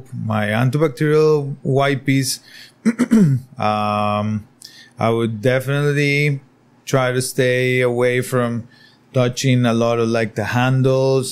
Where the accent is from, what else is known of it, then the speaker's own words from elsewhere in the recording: San José, Costa Rica; now in Nosara, Costa Rica; I'm originally from San Jose